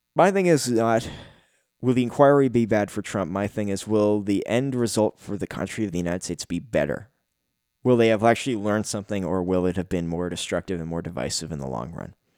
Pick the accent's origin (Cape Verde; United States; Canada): Canada; me being a Canadian